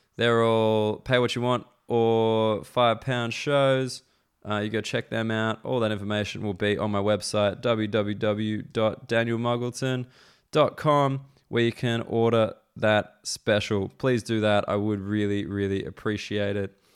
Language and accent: English; Australia; moved away as an adult; now in London, United Kingdom; I'm Australian